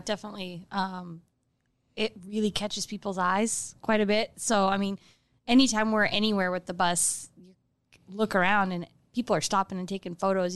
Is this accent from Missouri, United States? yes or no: no; Omaha, Nebraska, United States; moved away as an adult; also born or lived in Las Vegas; I grew up here in Omaha